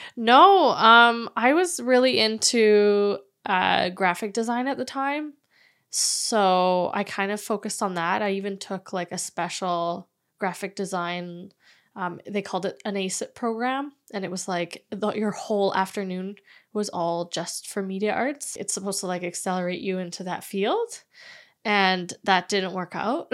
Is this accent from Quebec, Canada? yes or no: no; Vancouver, British Columbia, Canada; I was born and raised in Vancouver